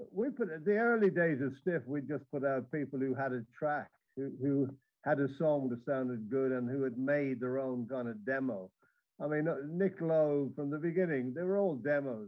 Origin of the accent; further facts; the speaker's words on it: Dublin, Leinster, Ireland; I come from Dublin, and the … are, you know, my people